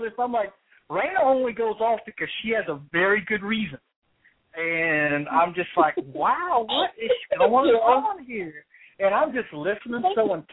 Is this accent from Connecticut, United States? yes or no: no; Columbus, Ohio, United States; here in my hometown I have the great enjoyment of being able to go on campus at Ohio State